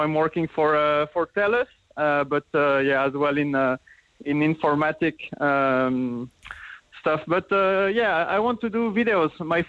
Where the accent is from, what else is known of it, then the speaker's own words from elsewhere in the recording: France; moved away as an adult; also born or lived in Paris; now in Cork, Ireland; I'm from France.